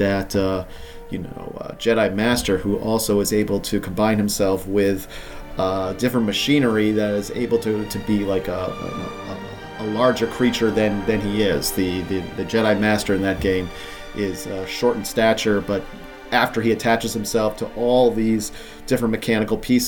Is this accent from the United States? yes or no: yes; Rhode Island, United States; where I grew up in Rhode Island